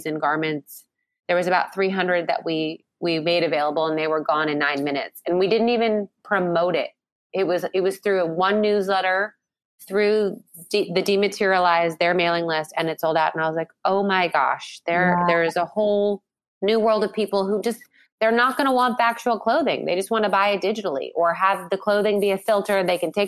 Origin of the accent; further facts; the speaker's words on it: San Diego, California, United States; I grew up in San Diego